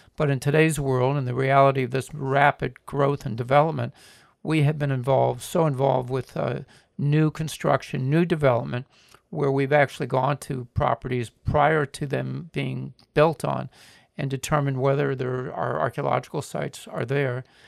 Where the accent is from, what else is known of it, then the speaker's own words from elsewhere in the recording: Miami, Florida, United States; When I was a boy, uh, growing up in Miami